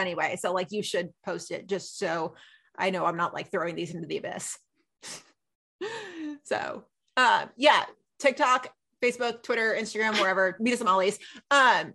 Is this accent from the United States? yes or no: yes; the South, United States; we're both from the South